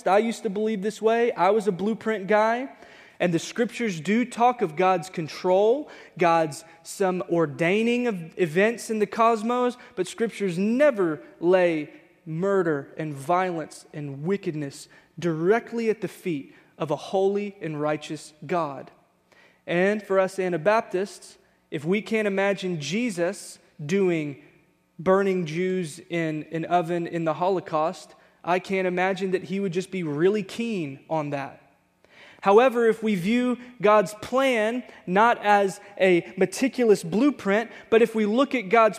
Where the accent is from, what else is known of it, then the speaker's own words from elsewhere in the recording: Texas, United States; moved away; We grew up in Texas with a bunch of Hispanic friends